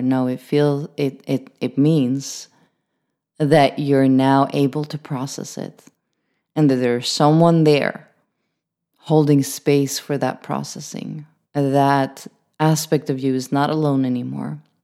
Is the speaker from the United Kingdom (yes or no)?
no; Sweden; I'm from Sweden